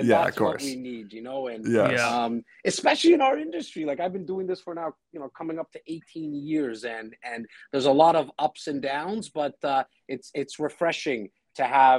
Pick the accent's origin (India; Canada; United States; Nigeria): India; Hey, I'm Indian. We generally age quite well.